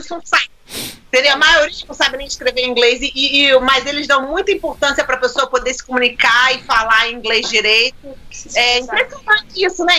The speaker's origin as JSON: {"language": "Portuguese", "country": "Brazil", "moved": "yes", "said": "Aprendi na escola no Brasil"}